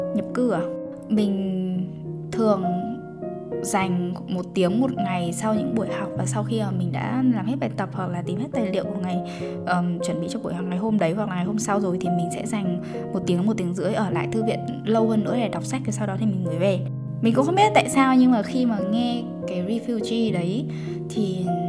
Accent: Vietnam; moved away; mình vẫn là người việt

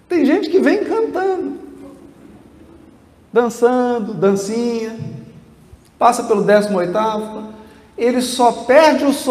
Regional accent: Piracicaba, São Paulo, Brazil; born there; Eu nasci em Piracicaba e vou ficar em Piracicaba até o final do universo.

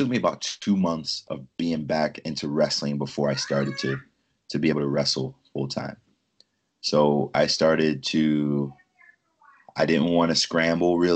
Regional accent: 20 miles from Philadelphia, New Jersey, United States; moved away as an adult; also born or lived in Lincoln, Nebraska; My hometown's only 20 miles from Philly

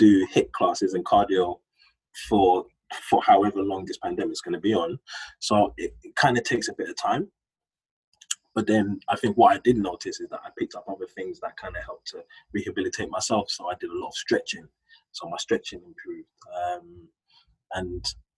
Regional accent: London, United Kingdom; I grew up in Hackney, and my business partners, we grew up in Hackney, we went to school in Hackney.

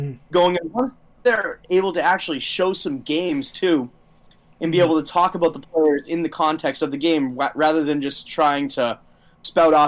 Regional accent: Ashburnham, Massachusetts, United States; my hometown of Ashburnham, Massachusetts.

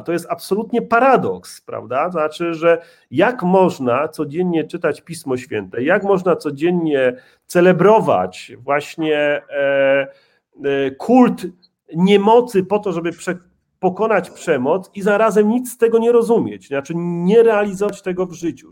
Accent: Łódź Voivodeship, Poland; mój proboszcz w mojej rodzinnej wiosce, nieopodal Łowicza

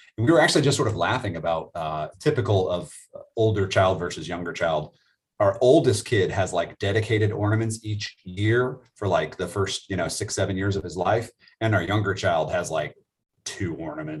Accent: Florida, United States; I'm from Florida

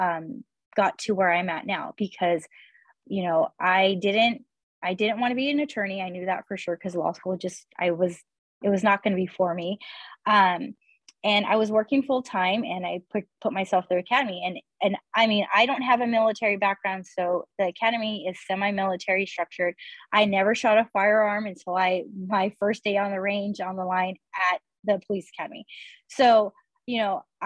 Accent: Earlimart, California, United States; also born or lived in Irvine, California; I grew up in Early Mart

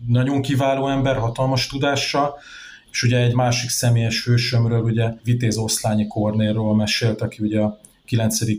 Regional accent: Nagykanizsa, Zala, Hungary; 1984-ben születtem itt Nagykanizsán, azóta is változatlanul ugye itt a városban élek

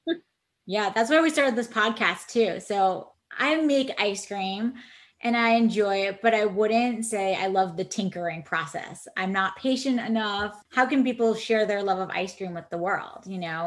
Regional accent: Bridgeport, Connecticut, United States; I grew up in Bridgeport, Connecticut, and like you know, I walked a mile to my local shop

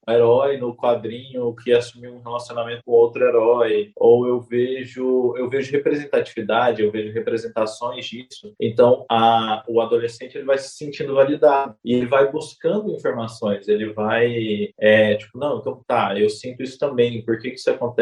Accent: Goiânia, Goiás, Brazil; tenho 31 anos, sou nascido e criado em Goiânia

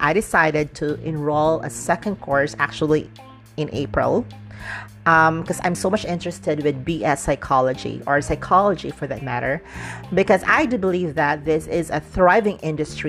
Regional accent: Dumaguete, Central Visayas, Philippines; moved away; my hometown in Negros Oriental in Dumaguete

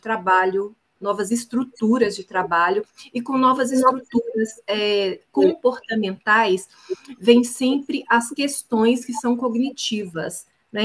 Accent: Belo Horizonte, Minas Gerais, Brazil; moved away as an adult; now in Portugal; eu sou mineira de Belo Horizonte, ah, resido em Portugal há quatro anos

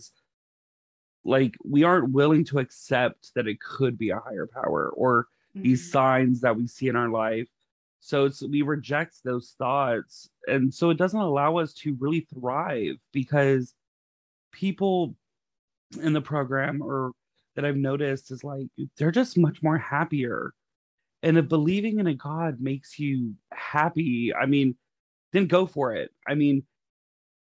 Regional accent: Texas, United States; I am a podunk from Texas

